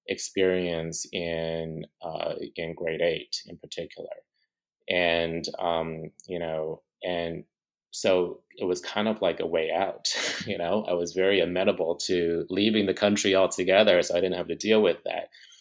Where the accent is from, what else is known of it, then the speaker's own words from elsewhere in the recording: Ames, Iowa, United States; also born or lived in Taiwan; So I was born in Taiwan, and I left Taiwan for the first time when I was about six years old. And we actually moved to Ames, Iowa, in the Midwest.